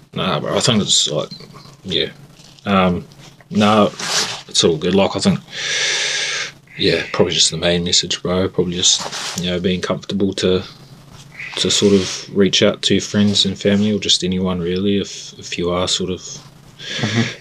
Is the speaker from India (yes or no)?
no; Christchurch, Canterbury, New Zealand; now in Invercargill, New Zealand; I grew up in Christchurch.